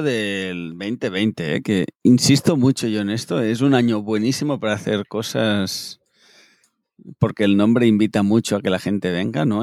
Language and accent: Spanish; Spain; soy español